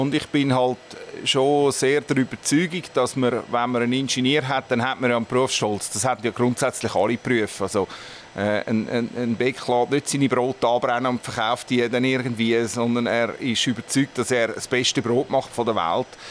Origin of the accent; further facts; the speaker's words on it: Winterthur, Zurich, Switzerland; ich bin in Brühlberg aufgewachsen